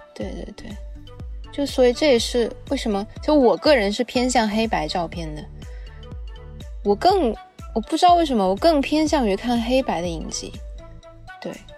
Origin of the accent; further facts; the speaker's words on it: China; 就我们中国人都讲要以墨写色嘛